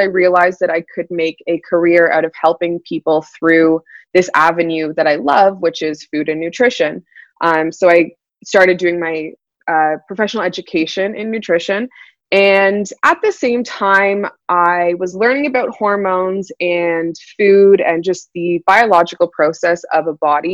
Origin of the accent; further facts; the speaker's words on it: Toronto, Ontario, Canada; also born or lived in California; I'm originally from Toronto, Ontario in Canada. And I'm based out of there